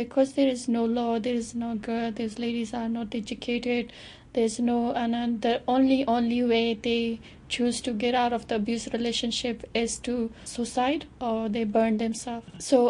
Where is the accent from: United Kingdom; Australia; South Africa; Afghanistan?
Afghanistan; now in New Zealand; I'm from Afghanistan